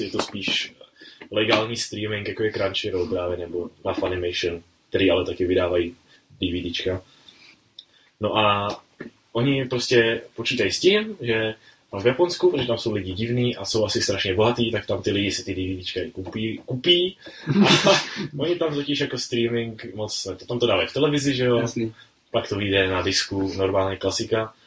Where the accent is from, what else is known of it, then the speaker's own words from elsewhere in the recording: Czechia; tady u nás v Čechách